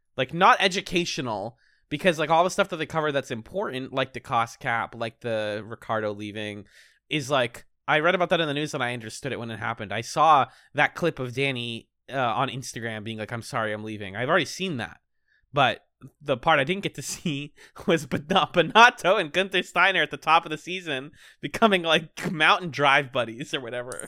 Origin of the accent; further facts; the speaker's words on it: Boston, Massachusetts, United States; I'm from Boston